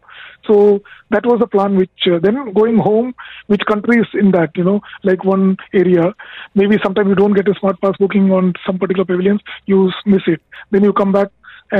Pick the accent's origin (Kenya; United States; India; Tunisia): India; now in United Arab Emirates; I am from India.